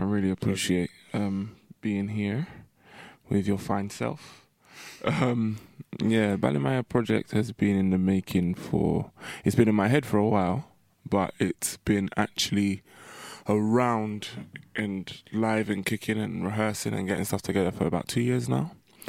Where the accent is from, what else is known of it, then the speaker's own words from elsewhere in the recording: London, United Kingdom; being from the diaspora, being born here, but of West African heritage